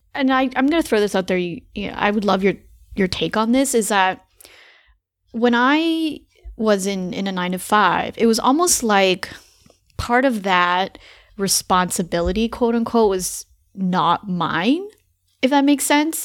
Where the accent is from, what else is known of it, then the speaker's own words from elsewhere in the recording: Canada; moved away as an adult; now in United States; I'm Canadian